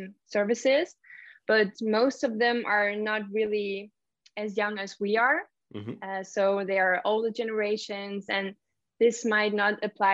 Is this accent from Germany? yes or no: yes; Germany; English is a second language; moved away as an adult; now in Netherlands; I'm from Germany originally, and for the past 5 years, I have been living in the Netherlands